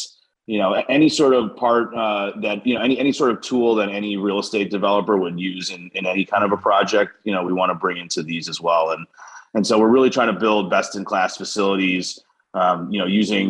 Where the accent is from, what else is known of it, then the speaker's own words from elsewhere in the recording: Buffalo, New York, United States; also born or lived in Ohio; I was born in Ohio. My parents came here from India in the 70s. My dad's an engineer. Okay. And then I mostly grew up in Western New York outside of Buffalo.